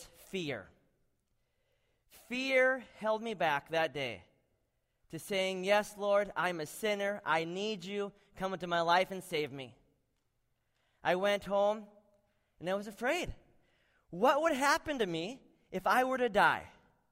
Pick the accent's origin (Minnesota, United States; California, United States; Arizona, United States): Minnesota, United States; Butterfield; moved away as an adult; also born or lived in Macedonia; I grew up in Butterfield, Minnesota